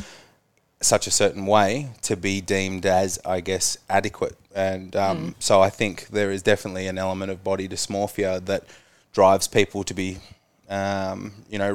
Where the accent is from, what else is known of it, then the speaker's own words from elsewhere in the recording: Tasmania, Australia; growing up in Tassie, a smaller place